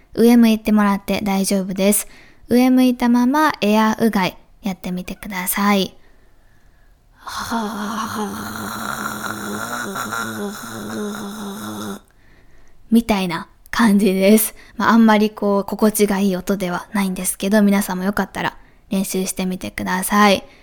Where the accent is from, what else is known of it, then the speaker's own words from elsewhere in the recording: Kansai, Japan; accent: Kansai-ben; 私もあんまり関西弁がなかなか日本語で 抜けない